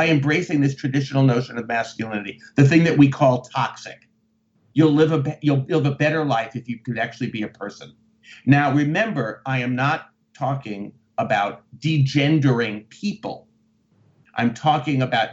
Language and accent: English; United States; being an American